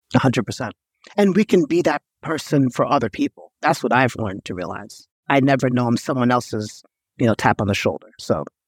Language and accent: English; New York, United States; I grew up in New York